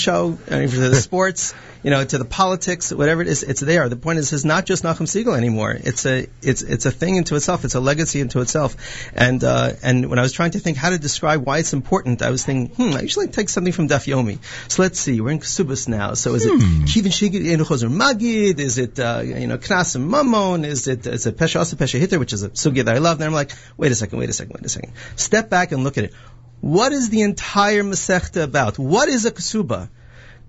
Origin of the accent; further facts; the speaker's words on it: Livingston, New Jersey, United States; I grew up in Livingston